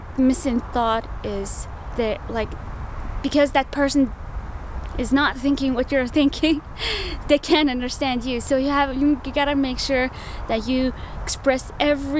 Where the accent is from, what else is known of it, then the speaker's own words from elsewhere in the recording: Mongolia; moved away; also born or lived in Milwaukee, Wisconsin, United States; I'm from Mongolia.